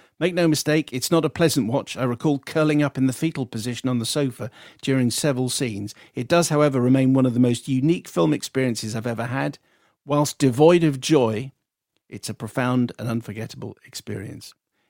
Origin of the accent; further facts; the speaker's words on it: United Kingdom; now in Moscow, Russia; And as I'm a British resident in Moscow, I've been for the last 25 years